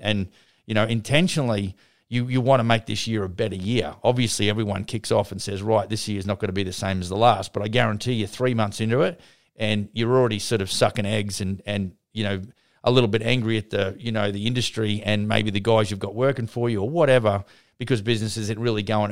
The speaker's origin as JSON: {"language": "English", "town": "Brisbane", "region": "Queensland", "country": "Australia", "tie": "born or raised there", "said": "Brisbane, my hometown"}